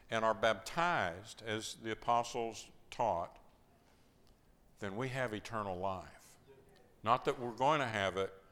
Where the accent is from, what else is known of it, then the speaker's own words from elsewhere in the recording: Iran; now in Athens, Greece; I'm from Iran.